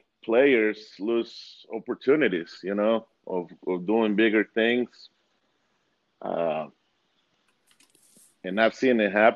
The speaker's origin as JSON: {"language": "English", "town": "Medellin", "region": "Antioquia", "country": "Colombia", "moved": "yes", "lives_now": "Louisville, United States", "said": "I'm from Colombia. There's two pro teams in my city, in Medellin"}